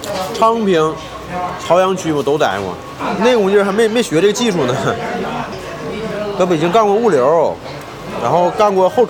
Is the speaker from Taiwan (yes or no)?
no; Heilongjiang, China; also born or lived in Beijing; now in Shenyang, China; 我家不是沈阳的，我家是黑龙江的。